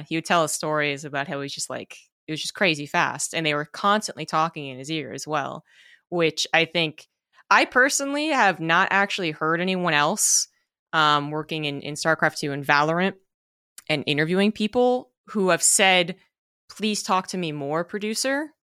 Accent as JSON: {"language": "English", "country": "United States", "said": "being an American"}